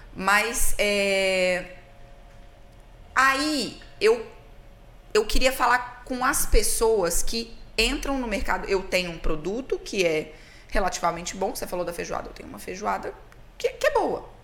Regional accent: Minas Gerais, Brazil; eu sou de Minas

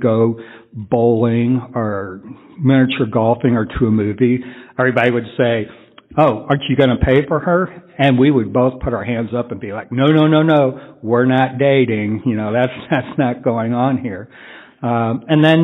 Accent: San Antonio, Texas, United States; I'm from San Antonio

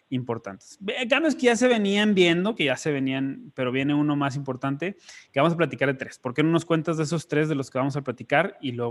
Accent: northern Mexico, Mexico

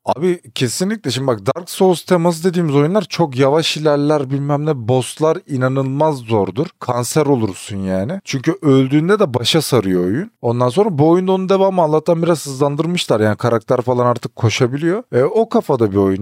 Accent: Turkey; Biz ki Türküz biz. Türkiye'deydik.

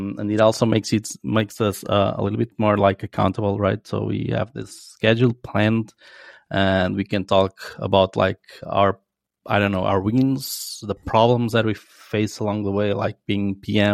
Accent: Coimbra, Centro, Portugal; English is a second language; I'm from Coimbra, living in the sunny Coimbra.

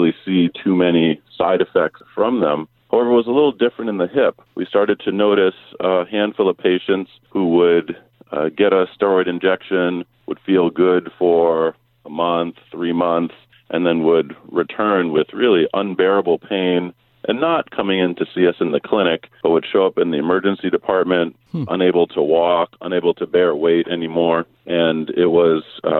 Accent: Massachusetts, United States; moved away as an adult; now in Honolulu, United States; I actually grew up in Massachusetts

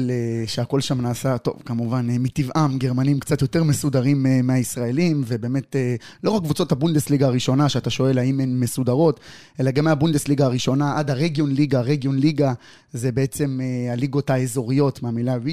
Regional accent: Tel Aviv, Tel Aviv District, Israel; או שכונת התקווה, שאני חובב את האיצטדיון הזה ברמות, אני גדלתי שם

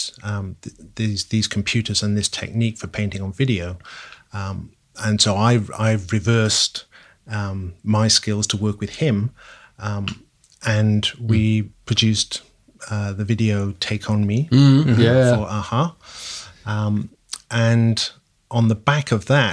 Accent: Wales, United Kingdom; moved away as an adult; also born or lived in London; moved from my home country, Wales, down to London

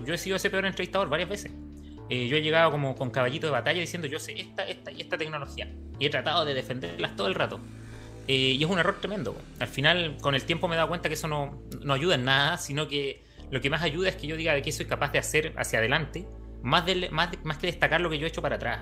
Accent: Temuco, Araucanía, Chile; moved away as an adult; now in Santiago, Chile; Yo soy del sur, soy de Temuco

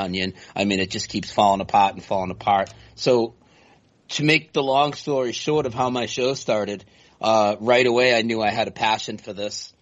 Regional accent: Lowell, Massachusetts, United States; moved away as an adult; now in North Carolina, United States; I grew up near Boston in a place called Lowell, Massachusetts

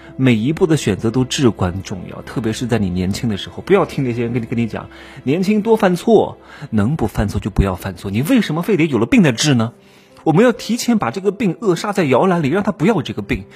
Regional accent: Wuhu, Anhui, China; also born or lived in Hefei; 我是芜湖人，我从高二开始呢，就在外面主持活动，然后外面的路演啊，然后主持婚礼啊，参加唱歌比赛啊，我高二就拿过一些本事的奖，什么芜湖电视台的主持人大赛的二等奖

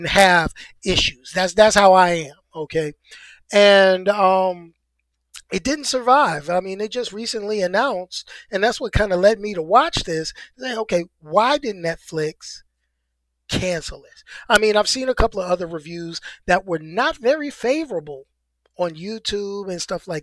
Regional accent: New York City, New York, United States; I'm a New Yorker, but I'm from the city. I'm from one of the five boroughs.

